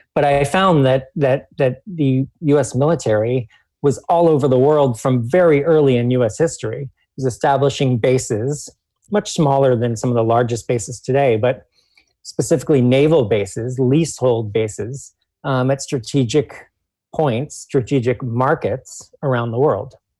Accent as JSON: {"language": "English", "town": "Washington", "region": "District of Columbia", "country": "United States", "tie": "born or raised there", "said": "people in D.C. are also living in a colony. That's you know my hometown"}